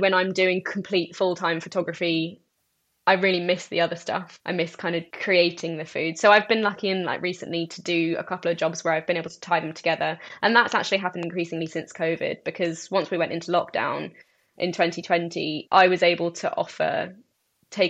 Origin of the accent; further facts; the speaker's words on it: United Kingdom; I'm British Iraqi, but I generally refer to myself more as Middle Eastern because I feel more Middle Eastern. I've never been to Iraq. I was born in the UK.